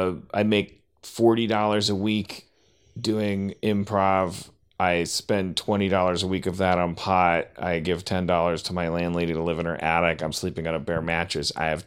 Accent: Midwest, United States; I grew up in the Midwest, and like I've given up on caring about if my mom's listening or if it gets back to her.

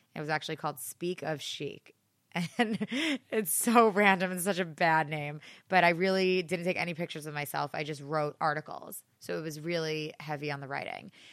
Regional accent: Great Neck, New York, United States; I am from Great Neck on Long Island. It's about a twenty-minute train ride outside the city. And I grew up in a small town

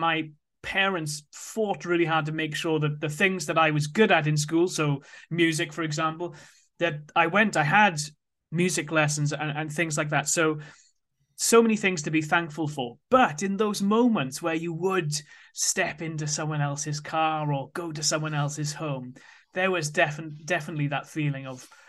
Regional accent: Wales, United Kingdom; So I grew up in South Wales, and from a young age, I was interested in money.

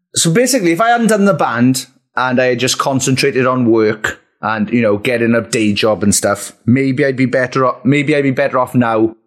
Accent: Merthyr Tydfil, Wales, United Kingdom; my hometown of Merthyr

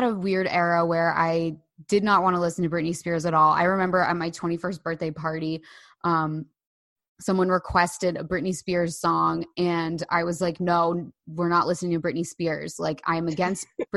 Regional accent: Bay Head, New Jersey, United States; I grew up in Bayhead

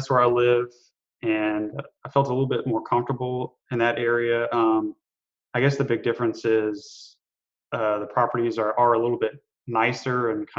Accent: Louisiana, United States; moved away as an adult; also born or lived in New Orleans / Germany; now in Mobile, United States; I'm originally from Louisiana, and have kind of lived there for about 8 or 9 years.

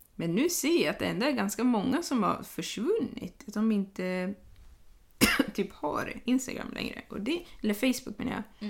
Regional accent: Sweden; jag var svensk

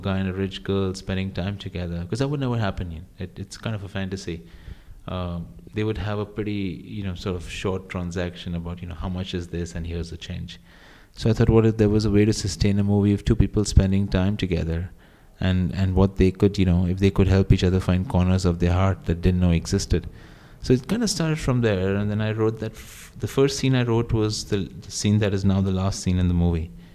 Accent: India; when I was growing up in India

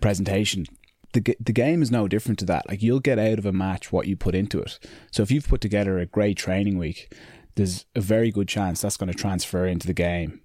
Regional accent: Ireland; it is an Irish thing that we, you know, we put each other down, we put ourselves down

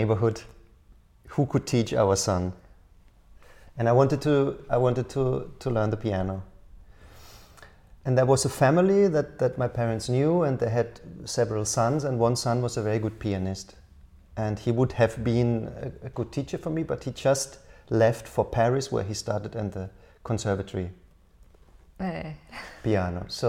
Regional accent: Karlsruhe, Baden-Württemberg, Germany; moved away as an adult; also born or lived in Berlin / Helsinki; the city center of my hometown, Karlsruhe.

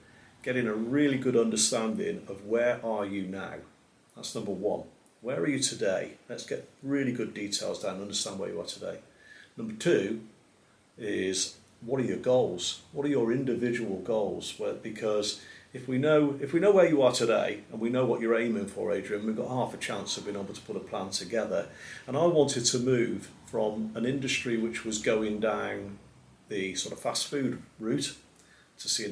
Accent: Gloucestershire, South West England, United Kingdom; now in Shropshire, United Kingdom; I was born in Gloucestershire. And when I moved to Shropshire, my mother thought I'd gone to the other side of the world

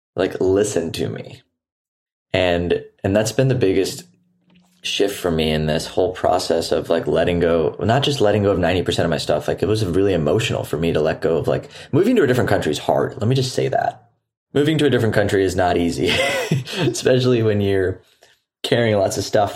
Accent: Houston, Texas, United States; also born or lived in San Diego; now in Nosara, Costa Rica; I'm currently actually recording this episode from my hometown in Houston.

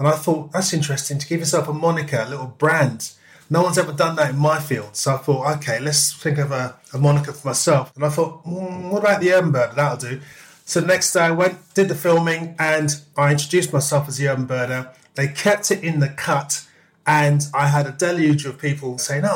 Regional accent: London, United Kingdom; also born or lived in Park Royal; raised in Wembley

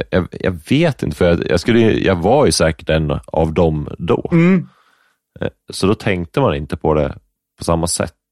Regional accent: Upplands Väsby, Stockholm County, Sweden; born there; Upplands Väsby tror jag. Mm. Lövenströmska hette det tror jag.

